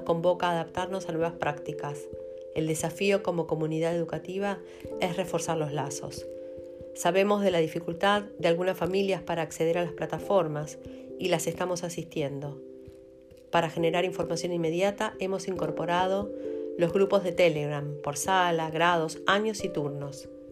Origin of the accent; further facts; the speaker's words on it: Argentina; como argentinos